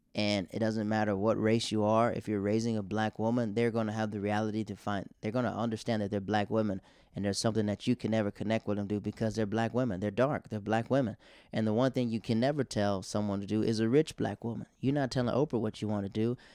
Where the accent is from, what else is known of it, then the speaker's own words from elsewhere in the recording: the South, United States; I'm from the South.